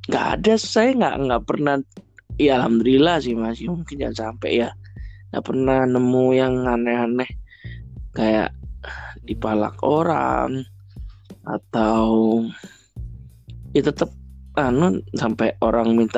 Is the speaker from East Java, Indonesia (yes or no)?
yes; Surabaya, East Java, Indonesia; apalagi saya juga asli Surabaya juga mungkin banyak hal yang belum belum saya ketahui di Surabaya sehingga memang seharusnya saya lebih eksplor kota saya